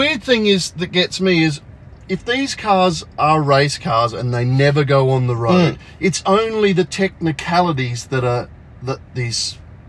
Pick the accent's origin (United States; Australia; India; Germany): Australia; We're only Aussies.